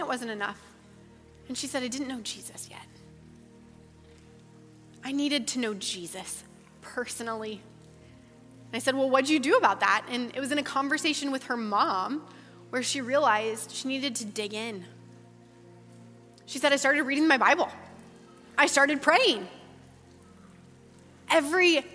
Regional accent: Ankeny, Iowa, United States; I grew up in Ankeny, I grew up at Hope

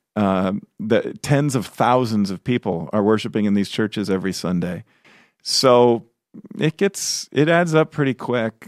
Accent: Chicago, Illinois, United States; moved away; I grew up in Chicago, which, you know, the whole area, city and suburbs. I grew up in the city

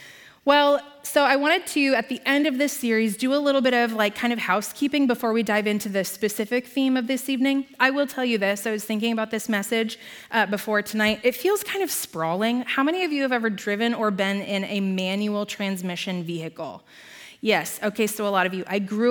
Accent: Nevada, Iowa, United States; We grew up in Nevada, Iowa.

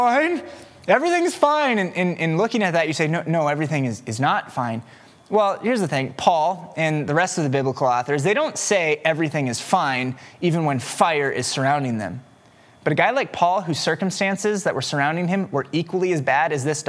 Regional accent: West Des Moines, Iowa, United States; also born or lived in Waukee, Iowa; I grew up in West Des Moines, but I grew up on the Waukee side of West Des Moines. And so I went to Waukee High School.

